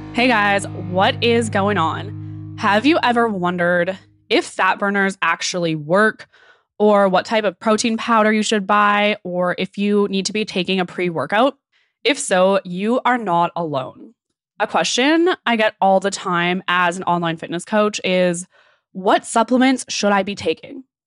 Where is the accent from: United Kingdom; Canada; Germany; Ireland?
Canada; Okanagan, British Columbia; I'm from the Okanagan